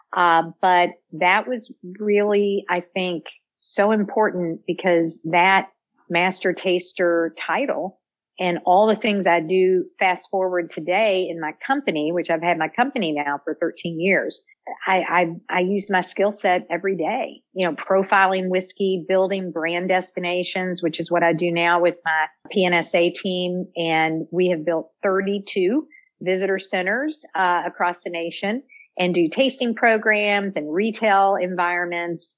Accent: Louisville, Kentucky, United States; born and raised in Louisville, Kentucky

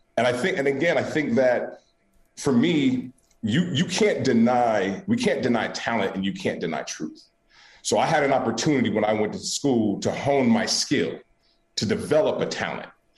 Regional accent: Oakland, California, United States; I'm born and raised in Oakland, California

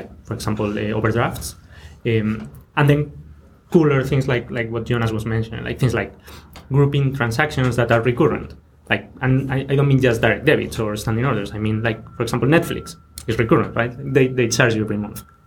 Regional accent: Spain; now in London, United Kingdom; I'm from Spain

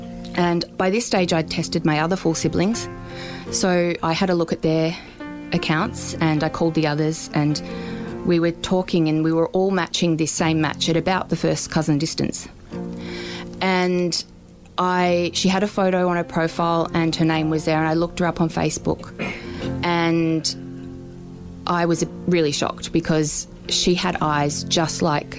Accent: Werribee, Victoria, Australia; also born or lived in Melbourne; We lived in Werribee mostly growing up.

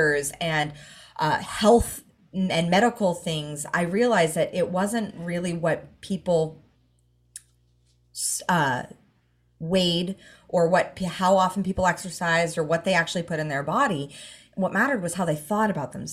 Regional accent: Los Angeles, California, United States; moved away as an adult; now in Gold Coast, Australia; I grew up in Hollywood

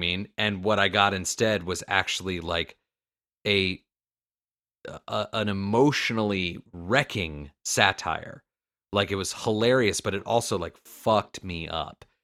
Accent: Florida, United States; I'm from Florida

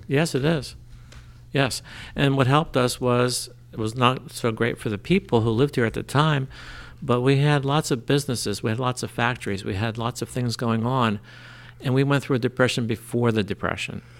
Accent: Trenton, New Jersey, United States; also born or lived in New Brunswick, New Jersey; now in Lambertville, United States; I grew up in Trenton.

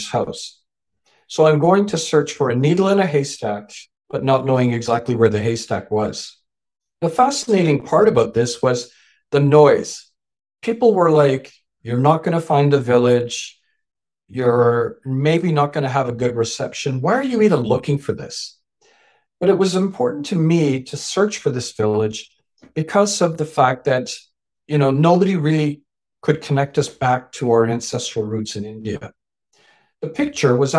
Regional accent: Canada; also born or lived in England; I was born in England, raised in Canada.

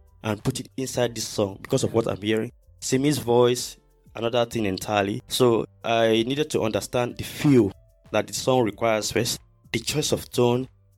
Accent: Akwa Ibom, Nigeria; moved away as an adult; also born or lived in Port Harcourt, Rivers State / Warri, Delta State; I was born in Port Harcourt, then moved to Akwa Ibom. That's where I did my primary and secondary school

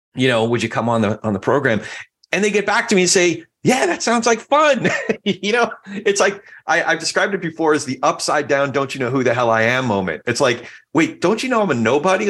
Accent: New Jersey, United States; moved away; also born or lived in New York; my home state after we lived in New York and moved to Jersey when I was a, a little boy

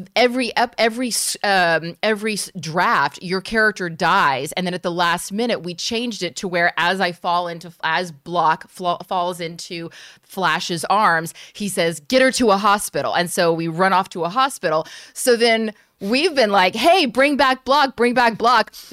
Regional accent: United States; being an American outsider

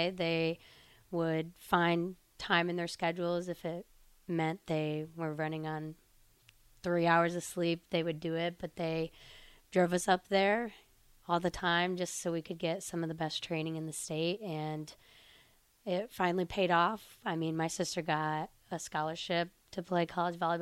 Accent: Sterling, Illinois, United States; now in Lincoln, United States; I'm from Sterling, Illinois, so it's kind of a smaller town in Illinois

